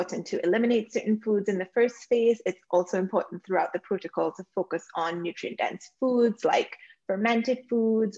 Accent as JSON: {"language": "English", "country": "Trinidad & Tobago", "tie": "born or raised there", "moved": "yes", "lives_now": "Toronto, Canada", "said": "I was born and live currently in Toronto, Canada, but I grew up in Trinidad and Tobago, which I still call my home."}